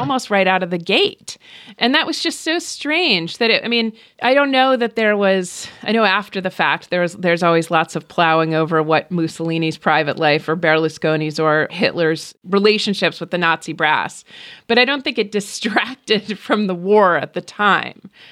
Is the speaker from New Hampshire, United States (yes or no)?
yes; New Hampshire, United States; first language English; I was born in New Hampshire